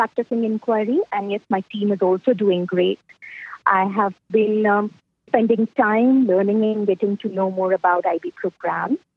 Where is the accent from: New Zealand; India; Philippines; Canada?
India; I'm from India